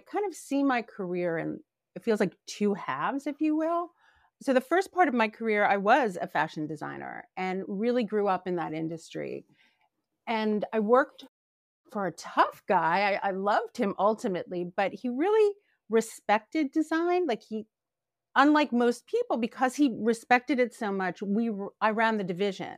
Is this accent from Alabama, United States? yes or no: no; New Jersey, United States; moved away; also born or lived in New York; I grew up in a really cute beach town in South Jersey